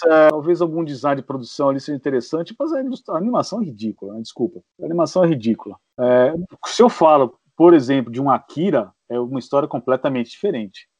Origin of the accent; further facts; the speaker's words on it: Santo André, São Paulo, Brazil; sou de Santo André